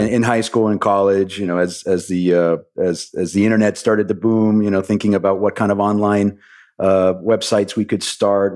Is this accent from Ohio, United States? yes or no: no; Miami, Florida, United States; I was born and raised in Miami